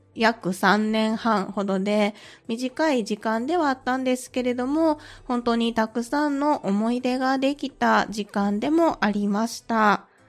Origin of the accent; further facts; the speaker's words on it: Kansai, Japan; accent: Kansai dialect; 関西出身ですので、その関西弁が心地よいなって思いながらね